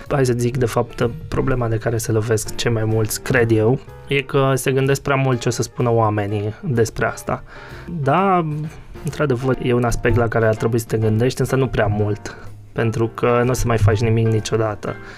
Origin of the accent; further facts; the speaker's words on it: near Cluj, Cluj County, Romania; moved away as an adult; now in Cluj-Napoca, Romania; eu sunt de lângă Cluj, uh, nu chiar clujan